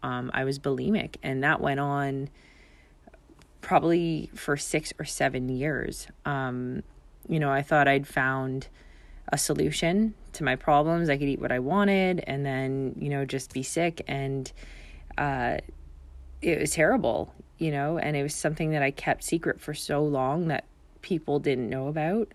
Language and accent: English; Canada; moved away as an adult; now in Bermuda; my father's Bermudian, and I grew up in Canada